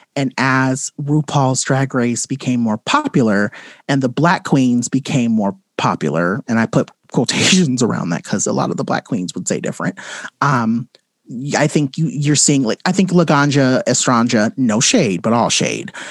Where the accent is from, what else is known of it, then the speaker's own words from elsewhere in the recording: Compton, California, United States; I grew up in Compton.